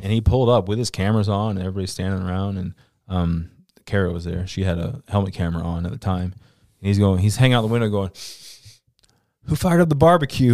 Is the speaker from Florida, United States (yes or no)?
yes; Central Florida, United States; I grew up in Florida, Central Florida, to be exact